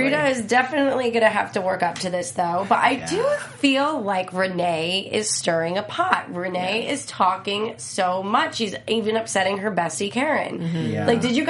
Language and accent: English; New Jersey, United States; I'm not from Staten Island. I'm from Jersey.